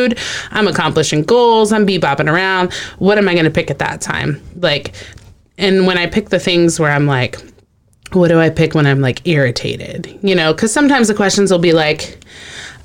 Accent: Texas, United States; I grew up in Texas around a lot of Hispanic people

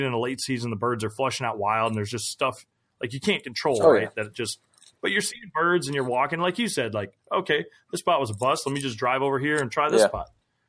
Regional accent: Minnesota, United States; growing up in Minnesota

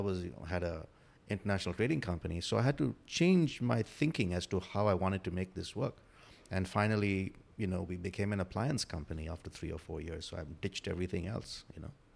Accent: India; moved away as an adult; also born or lived in Africa / Galveston area, United States; now in United States; I grew up in India, did my, all my education in India

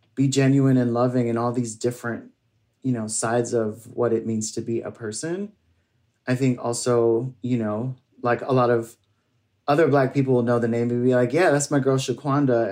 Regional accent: New York City, New York, United States; my family's from um, Barbados, and uh, I grew up here in New York City

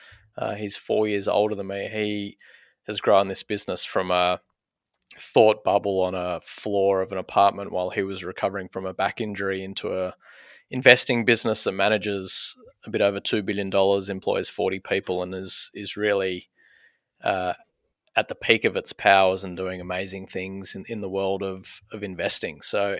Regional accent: Sydney, New South Wales, Australia; born there; you probably drive past the Old Women's Hospital, which is just near Five Ways in Paddington. That was where most of the babies of the eastern suburbs of Sydney were born.

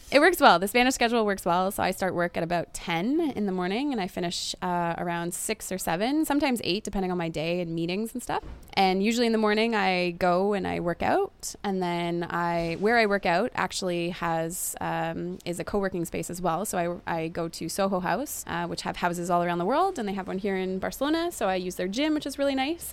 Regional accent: Canada; moved away as an adult

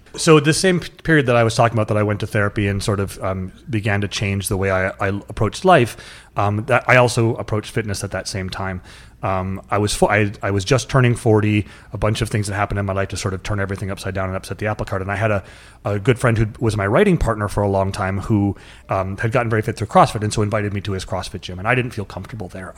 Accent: North Dakota, United States; I grew up in North Dakota in sort of a rural, kinda crusty, no emotions shown to each other, not hugging

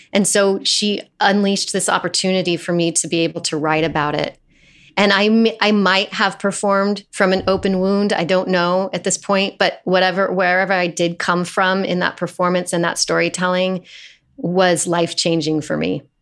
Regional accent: Fort Collins, Colorado, United States; moved away as an adult; also born or lived in Phoenix, Arizona; now in New York City, United States; I was raised in Colorado

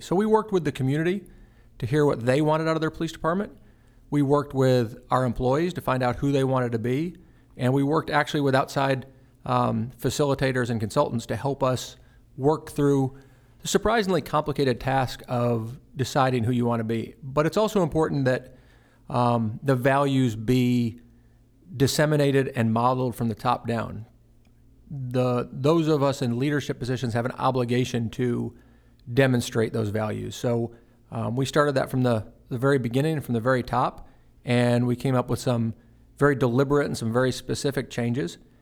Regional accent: Fort Worth, Texas, United States; moved away as an adult; also born or lived in Austin, Texas; now in Chattanooga, United States; I grew up in Fort Worth, Texas

